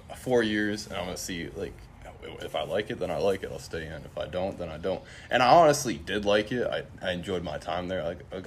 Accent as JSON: {"language": "English", "region": "East Coast", "country": "United States", "said": "And I had a whole bunch of preferences on the East Coast because I'm from the East Coast."}